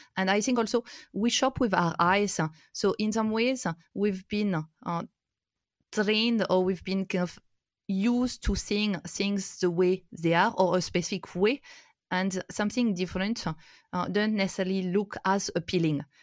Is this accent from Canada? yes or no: no; France; moved away as an adult; also born or lived in India; I'm originally from France. My grandparents were potato farmers, and, uh, I've, uh, grown up in the countryside